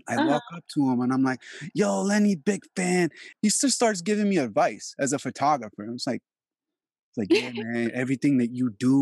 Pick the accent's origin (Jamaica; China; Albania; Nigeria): Albania; also born or lived in New York; now in Los Angeles, United States; I was living in Europe in 97 when that happened. Yeah. Because I'm from Albania